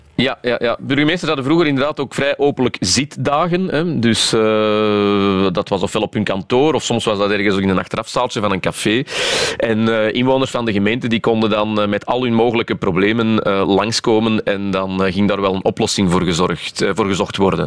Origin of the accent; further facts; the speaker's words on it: Flanders, Belgium; wij als Vlamingen